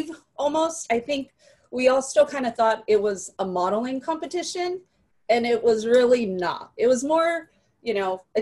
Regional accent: San Francisco, California, United States; also born or lived in Mexico / Modesto, California; I was born in Mexico, grew up in San Francisco, but then moved to Modesto

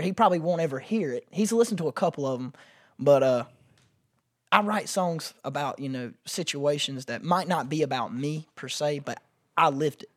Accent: Pageland, South Carolina, United States; also born or lived in Columbia, South Carolina; I am from Pageland, Jefferson area, which is a really, like, small map dot

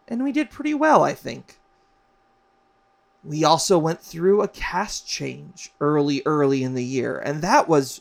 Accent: Hawaii, United States; moved away as an adult; also born or lived in Las Vegas, Nevada / New York; I moved from Hawaii, where I grew up, to Vegas to go to college, to the East Coast, to New York

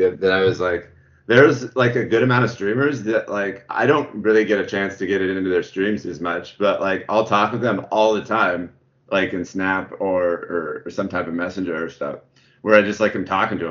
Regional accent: Central Washington, United States; we were born in like Central Washington. So it's about 2.5 hours from Seattle, but we just kind of say Seattle

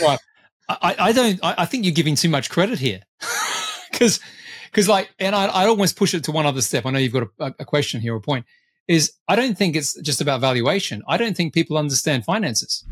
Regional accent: Australia; as I tend to be as an Australian

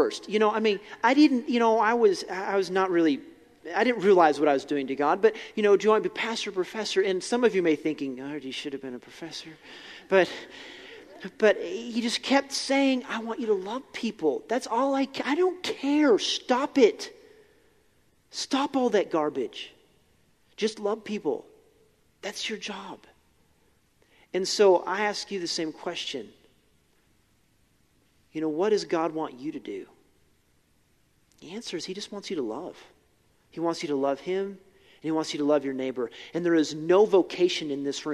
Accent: Billings, Montana, United States; I grew up in Billings. I graduated from West

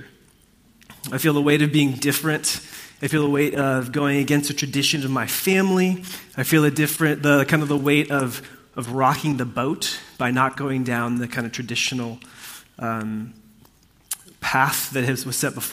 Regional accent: Puerto Rico; I come from a family that is a part of a kind of different, like, cultural faith tradition in Puerto Rico. That's what I grew up in.

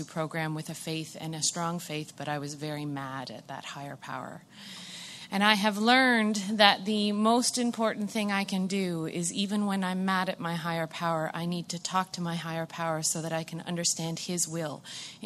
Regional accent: Brockville, Ontario, Canada; I'm from Brockville

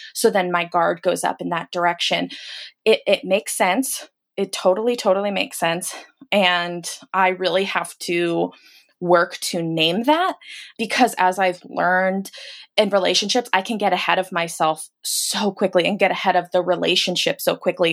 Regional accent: Los Angeles, California, United States; now in Portland, United States; I live in Portland, Oregon currently, but I'm from Los Angeles

